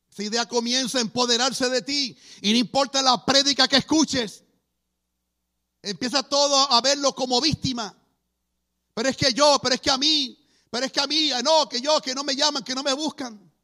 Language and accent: Spanish; Puerto Rico; Nací en Puerto Rico.